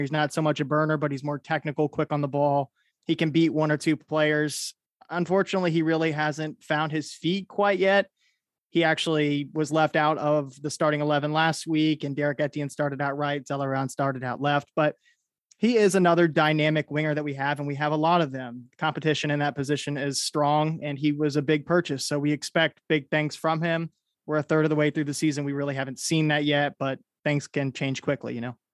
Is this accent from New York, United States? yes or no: no; Columbus, Ohio, United States; born and raised in Columbus, Ohio